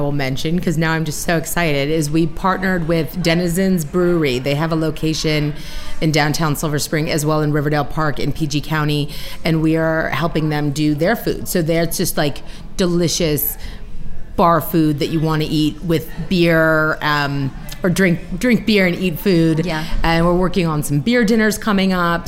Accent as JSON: {"language": "English", "town": "White Oak", "region": "Maryland", "country": "United States", "tie": "born or raised there", "said": "I grew up in White Oak, just sort of uh, about a couple miles up Colesville Road here. And so I'm from this area"}